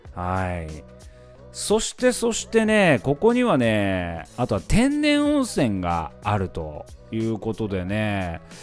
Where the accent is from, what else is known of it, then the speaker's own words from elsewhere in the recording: Mikawa, Aichi, Japan; 地元三河